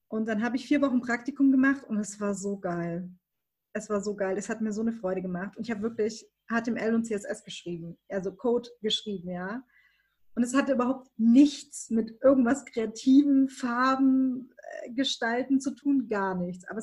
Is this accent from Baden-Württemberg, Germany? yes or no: yes; Baden-Württemberg, Germany; also ich komme aus Baden-Württemberg, ne? man hört es nicht